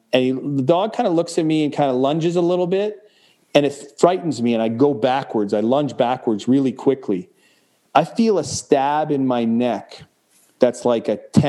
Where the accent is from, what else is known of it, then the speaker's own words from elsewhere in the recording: Canada; granted, I'm Canadian, so we don't walk around with these things